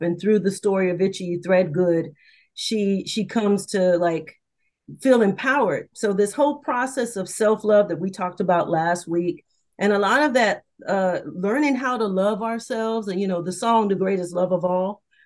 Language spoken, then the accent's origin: English; the South, United States; I'm from the South